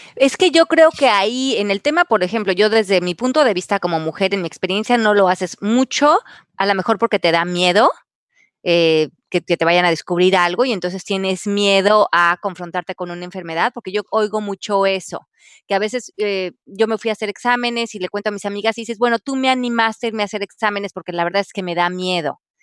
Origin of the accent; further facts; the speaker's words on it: Mexico; yo crecí en México